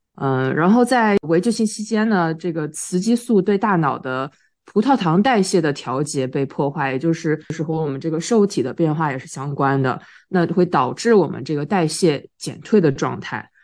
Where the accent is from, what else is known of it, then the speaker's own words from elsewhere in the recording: China; 我们中国人